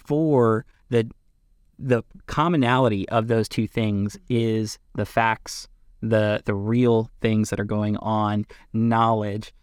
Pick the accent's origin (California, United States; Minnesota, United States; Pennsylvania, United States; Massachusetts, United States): Pennsylvania, United States; Lebanon; I am from L-, Lebanon, Pennsylvania